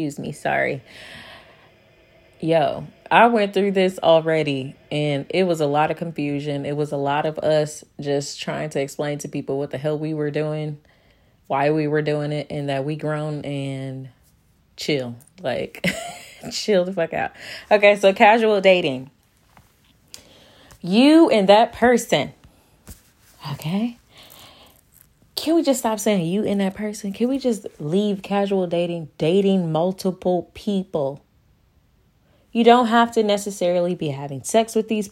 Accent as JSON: {"language": "English", "town": "St. Louis", "region": "Missouri", "country": "United States", "said": "I am from St. Louis, Missouri"}